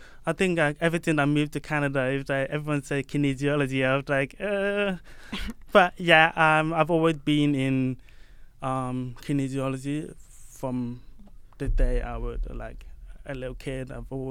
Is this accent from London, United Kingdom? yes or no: yes; London, United Kingdom; So yeah, I'm from East London. I was born in London, but I'm from the Caribbean, and then I moved to UK when I was 4 years old.